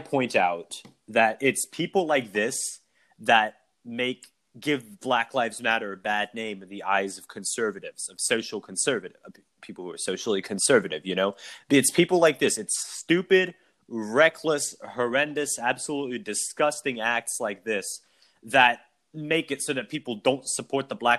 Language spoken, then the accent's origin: English; South Carolina, United States; South Carolina, my home state